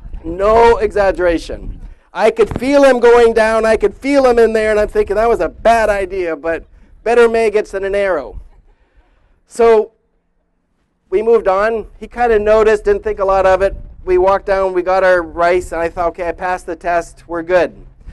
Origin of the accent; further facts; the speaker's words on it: Indonesia; Like Pastor Jeff said, I grew up in Indonesia